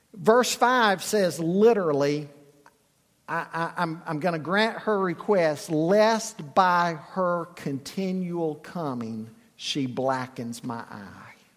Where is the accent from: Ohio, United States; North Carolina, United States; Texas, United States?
North Carolina, United States; Charlotte; I grew up in Charlotte